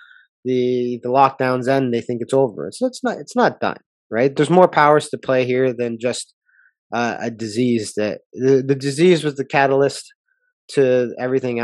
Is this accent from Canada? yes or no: yes; Canada; being a Canadian